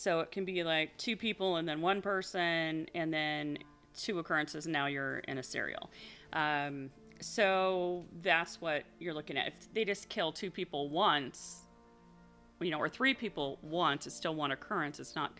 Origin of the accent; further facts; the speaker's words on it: Washington, United States; My home state